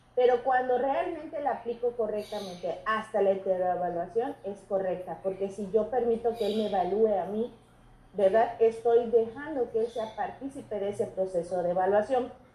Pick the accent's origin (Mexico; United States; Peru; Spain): Mexico; nosotros somos mexicanos